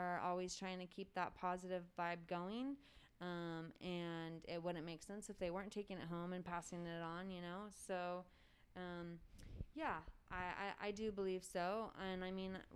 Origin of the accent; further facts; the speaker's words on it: Mariposa, California, United States; Growing up here, I was very excited to get out